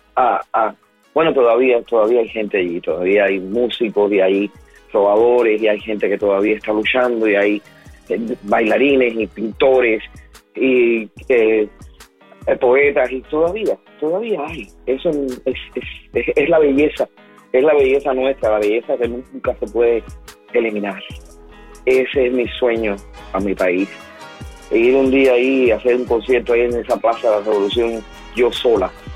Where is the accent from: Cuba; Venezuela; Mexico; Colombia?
Cuba; mi país